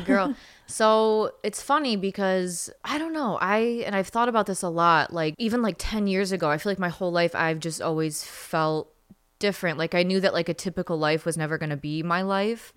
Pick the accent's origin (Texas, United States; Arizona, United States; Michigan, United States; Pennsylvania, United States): Michigan, United States; I grew up in Michigan